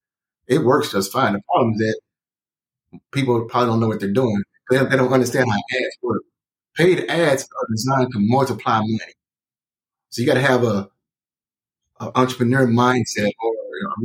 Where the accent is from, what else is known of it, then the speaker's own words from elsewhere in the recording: Tyler, Texas, United States; now in Dallas, United States; I'm from Tyler, Texas.